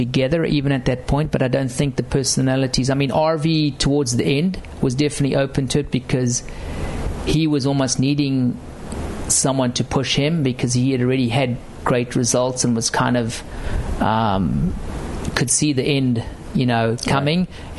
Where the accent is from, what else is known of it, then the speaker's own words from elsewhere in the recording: South Africa; You know, being a South African, when I first rocked up in 2000, I think it was almost Greg's last year.